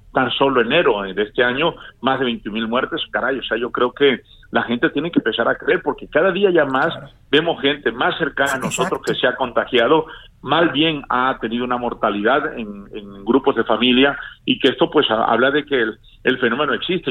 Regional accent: Tabasco, Mexico; moved away; un saludo a mi pueblo y a mi mamá que está en Tabasco

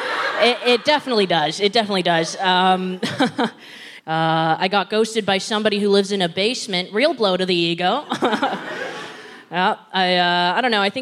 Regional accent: Philippines; I think it should be blatantly obvious that I'm Filipino

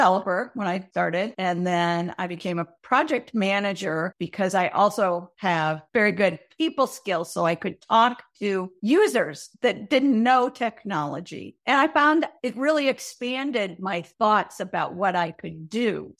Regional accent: Minnesota, United States; In Minnesota.

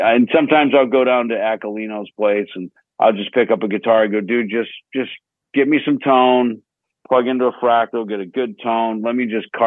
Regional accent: Minnesota, United States; the kid growing up in Minnesota

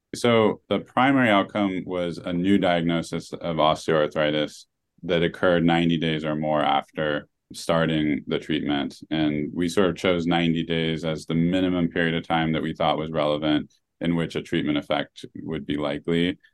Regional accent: Oregon, United States; moved away; the town I grew up in in Oregon

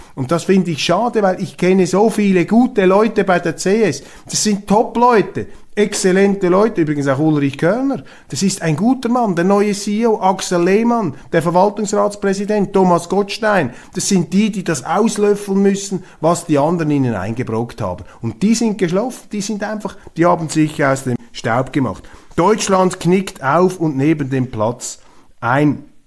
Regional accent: Switzerland; als Schweizer

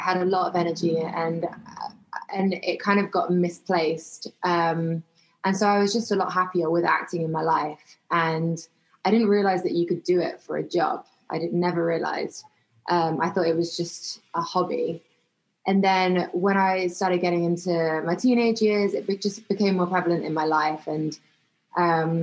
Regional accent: London, United Kingdom; moved away as an adult; now in United States; I was born in London and grew up in England. I lived in various places, but mainly London

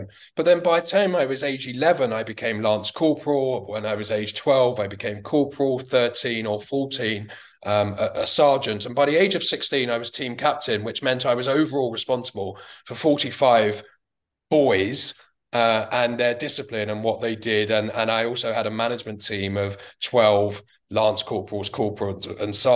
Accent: London, United Kingdom; as a young child, I grew up in Bethnal Green in East London.

